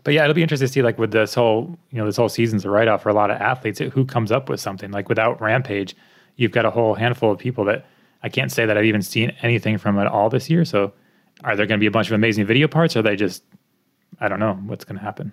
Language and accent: English; United States; also born or lived in Connecticut / Colorado; I'm American